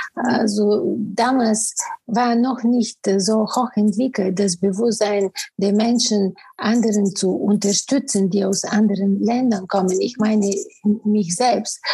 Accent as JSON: {"language": "German", "country": "Bulgaria", "tie": "born or raised there", "also_born_or_lived": "Sofia, Bulgaria / Cologne, Germany", "first_language": "Bulgarian", "second_language": "German", "moved": "as an adult", "lives_now": "Germany", "said": "Ich bin in Bulgarien geboren und da wirklich arbeitete ich als Journalistin"}